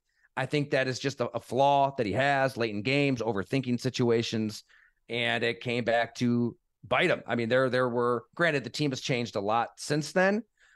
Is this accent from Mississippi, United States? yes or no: no; New York, United States; and I grew up here in Western New York, whenever the Bills were looking for a head coach, it was not a destination, right?